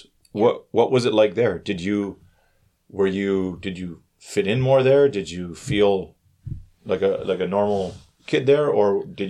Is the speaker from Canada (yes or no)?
yes; Canada; Like for me, I'm Canadian and Italian, but that Italian doesn't play into Korea at all.